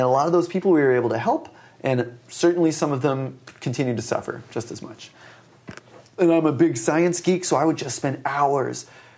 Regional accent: Willow Grove, Pennsylvania, United States; I grew up outside of Philadelphia.

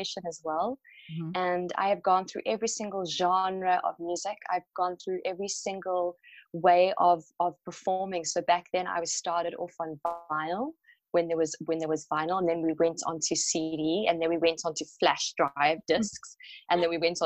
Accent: South Africa; I have been so connected with sound growing up in South Africa, in Africa

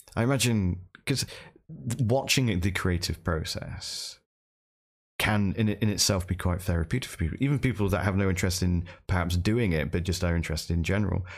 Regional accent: United Kingdom; accent: British; I'm British, so I, I have, I, I come equipped with a British accent

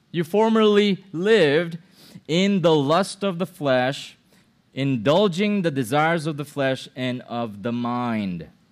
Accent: Philippines; now in United States; my mom is a Filipino. My dad is a Filipino. I was born in the Philippines

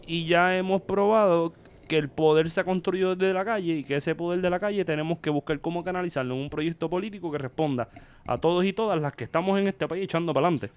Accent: Vega Baja, Puerto Rico; yo soy de Vega Baja

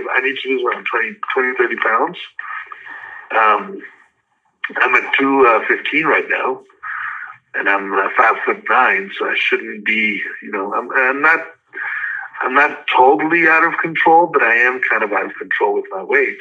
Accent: Los Angeles, California, United States; also born or lived in the Carolinas; when I was growing up in Hollywood

